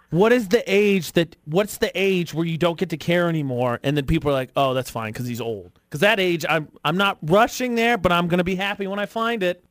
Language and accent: English; West Lafayette, Indiana, United States; moved away; the college basketball team from my hometown, the Purdue Boilermakers